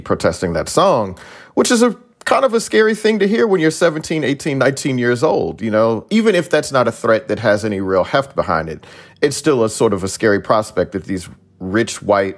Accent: the South, United States; I'm from the South.

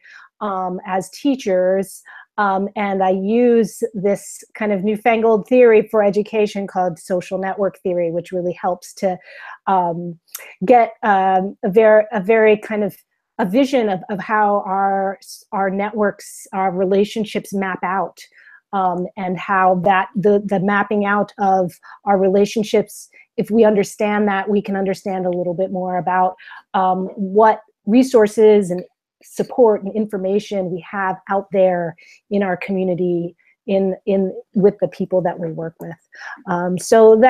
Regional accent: Philadelphia, Pennsylvania, United States; I was born and raised in Philadelphia and taught in Philadelphia beforehand

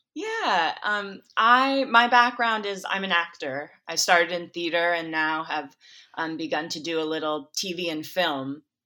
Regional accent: Minnesota, United States; I'm not from Michigan, I'm from Minnesota, but I'm from the Midwest

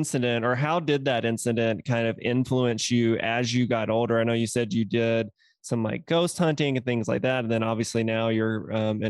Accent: Mississippi, United States; moved away; I'm from Mississippi originally.

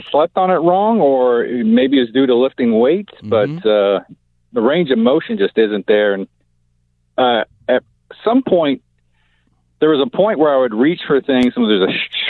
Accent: United States; moved away as an adult; also born or lived in Texas / Oklahoma / Eagle Rock, Los Angeles; now in Los Angeles, United States; I grew up in Texas and Oklahoma. My dad worked in oil.

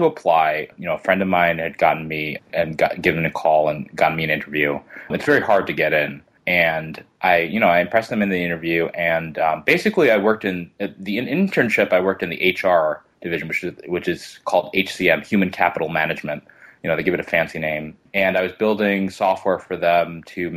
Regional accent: New York City, New York, United States; also born or lived in White Plains, New York; I grew up in Queens

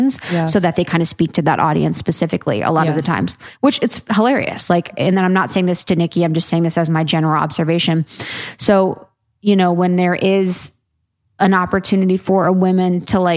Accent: Ohio, United States; I'm a girl from Ohio.

